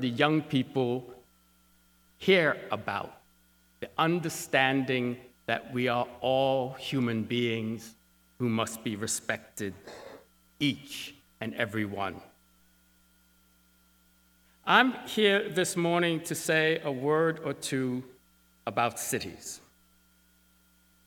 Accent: Syracuse, New York City, United States; I was born in New York City, and my parents, right after I was born, moved to Syracuse, New York

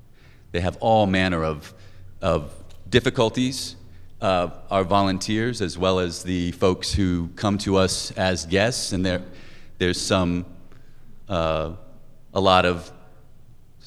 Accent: Indiana, United States; also born or lived in New Hampshire; now in Boston, United States; I'm originally from Indiana, but I've been in New England. I've lived up in New Hampshire. I've lived in Boston for about 13 years.

